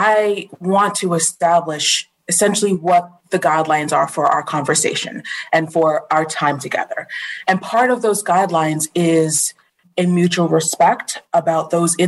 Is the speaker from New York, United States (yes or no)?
yes; Long Island, New York, United States; moved away; also born or lived in Florida / Virginia; I'm originally from Long Island